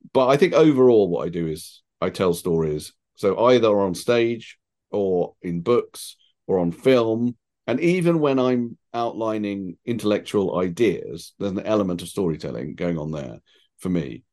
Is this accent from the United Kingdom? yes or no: yes; United Kingdom; I feel, you know, English, British, however you want to put it.